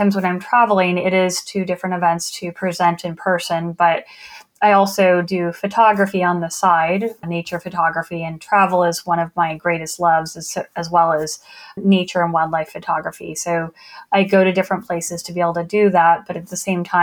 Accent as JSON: {"language": "English", "region": "Arizona", "country": "United States", "tie": "born or raised there", "also_born_or_lived": "Delaware", "moved": "as an adult", "said": "I grew up in Arizona, and so that's a desert climate, very hot, very arid, dry"}